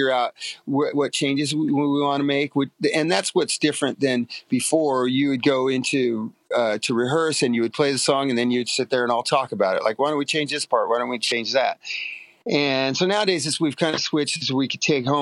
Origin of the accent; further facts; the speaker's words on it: Long Beach, California, United States; I grew up in Long Beach